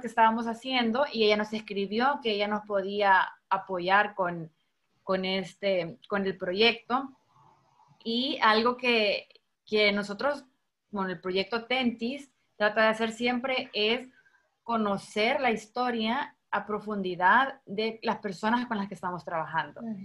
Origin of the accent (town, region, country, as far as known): El Salvador